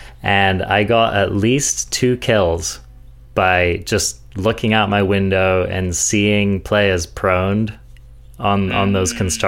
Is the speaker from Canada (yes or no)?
no; England, United Kingdom; I'm I'm English. Can you tell?